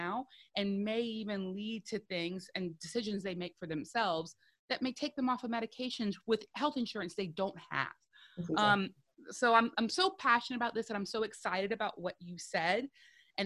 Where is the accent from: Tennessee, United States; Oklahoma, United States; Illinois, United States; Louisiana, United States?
Louisiana, United States; South; I'm a woman from South Louisiana.